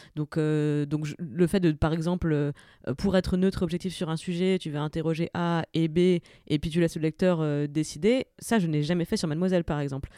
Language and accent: French; Saint-Avold, Grand Est, France; now in Paris, France; je viens de la région de Saint-Avold